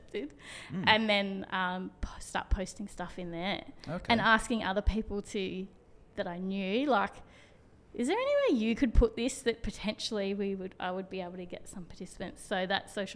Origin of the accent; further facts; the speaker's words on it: Brisbane, Queensland, Australia; I was from Brisbane